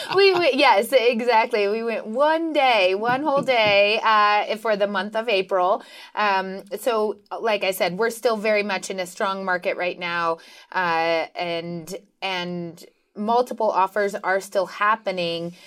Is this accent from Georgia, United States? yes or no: no; Reno, Nevada, United States; I was born and raised here in Reno, and um, I love Nevada